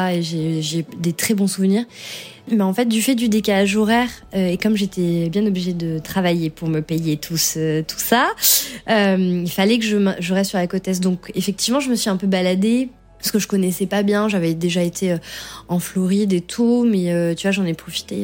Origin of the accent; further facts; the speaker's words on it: France; je suis française.